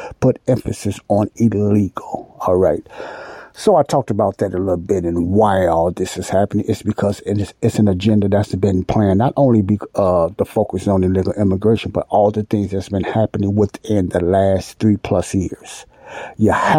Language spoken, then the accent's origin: English; Chicago, Illinois, United States; I was born and raised in Chicago, Illinois.